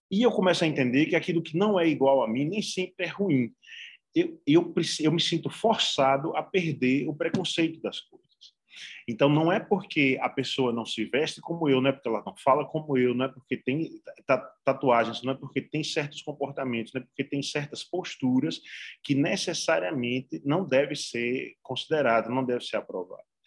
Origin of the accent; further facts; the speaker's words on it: Alagoas, Brazil; moved away; also born or lived in Sergipe; eu nasci em Alagoas, na verdade, eu não nasci em Sergipe, não